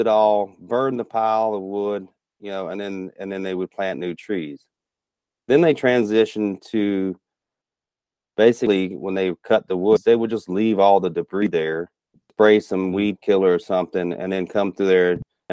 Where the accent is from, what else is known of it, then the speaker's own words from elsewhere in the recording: Rock Hill, South Carolina, United States; moved away as an adult; also born or lived in Charleston, South Carolina; now in Minnesota, United States; I grew up in South Carolina was in the upstate, near Rock Hill, South Carolina. Charleston was just where I was born